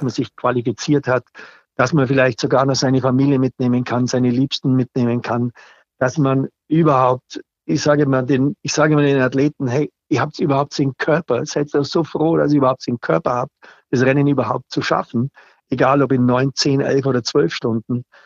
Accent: Allgäu, Bavaria, Germany; Bei uns im Allgäu

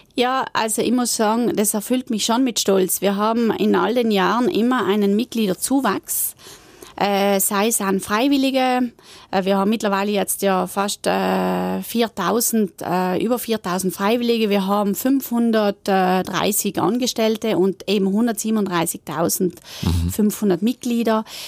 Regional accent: South Tyrol, Trentino-Alto Adige, Italy; wir in Südtirol

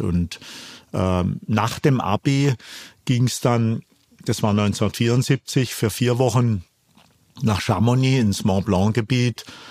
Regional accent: Karlsruhe, Baden-Württemberg, Germany; ich bin ja gebürtiger Karlsruher, komm all-, eigentlich aus dem Flachland, aus der Rheinebene

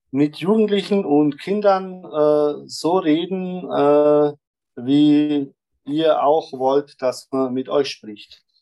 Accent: Germany; now in Vienna, Austria; Also ich komme aus Deutschland hierher und ich sehe dich, du sprichst Wienerisch

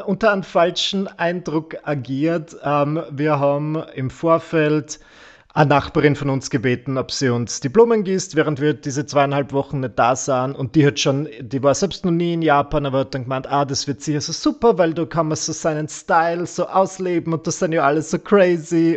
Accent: Vienna, Austria; bei uns in Wien.

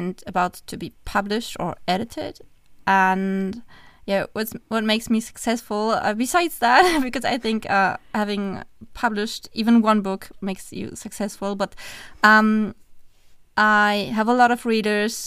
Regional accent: Germany; English is a second language; We're from Germany.

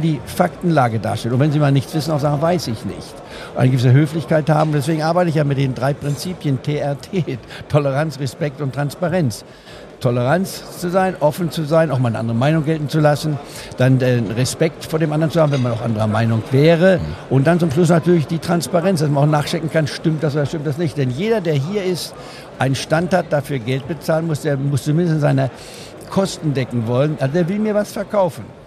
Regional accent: Goslar, Lower Saxony, Germany; moved away; in Goslar hat, wo ich aufgewachsen bin

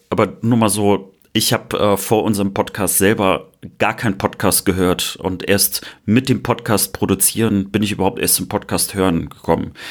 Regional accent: West Germany, Germany; Ich bin Wessi durch und durch

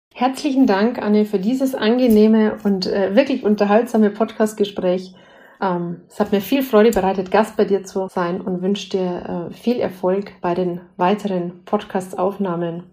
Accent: Bavaria, Germany; als äh, Bayerin

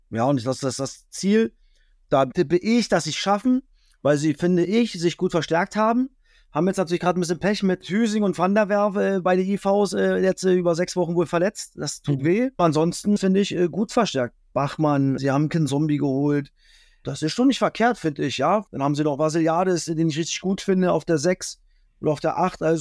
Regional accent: East Germany, Germany; bin auch ein bisschen befangen wie immer als Ossi

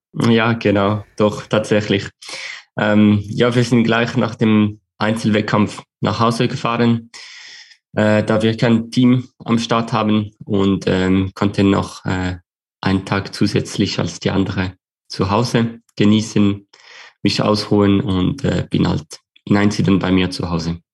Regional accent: Switzerland; als Schweizer

